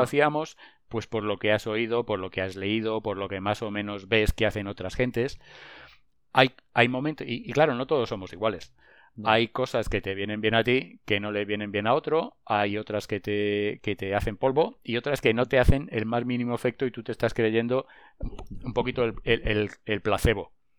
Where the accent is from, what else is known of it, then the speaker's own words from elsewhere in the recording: Madrid, Community of Madrid, Spain; also born or lived in La Granja de San Ildefonso; yo soy de Madrid, mi familia es de Madrid